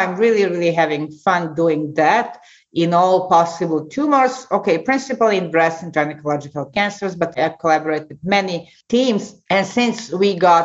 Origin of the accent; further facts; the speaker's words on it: Serbia; moved away as an adult; also born or lived in United States; now in Clermont-Ferrand, France; as a medical student in my home country, ex-Yugoslavia, now Serbia